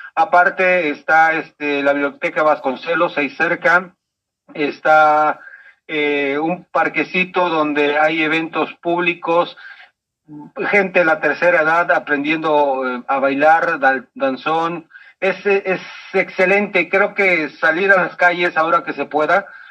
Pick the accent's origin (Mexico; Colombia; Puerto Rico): Mexico; Chiapas; now in Mexico City, Mexico; aunque soy nacido en Chiapas, he vivido y hecho mucho de mi vida en esta hermosa ciudad.